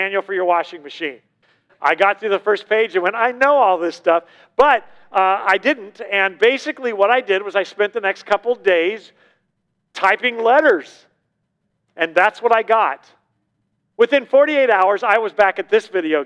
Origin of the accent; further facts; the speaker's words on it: Southern California, United States; moved away; I'm from Southern California, you know, the hub of the 80s